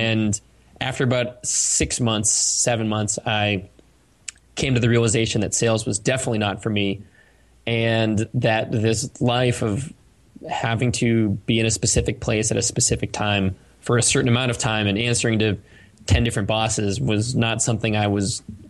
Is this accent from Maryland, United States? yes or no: no; Cape Cod, Massachusetts, United States; I used to like paint seashells when I grew up in Cape Cod with like Red Sox logos on the inside of them and sell them to my neighbors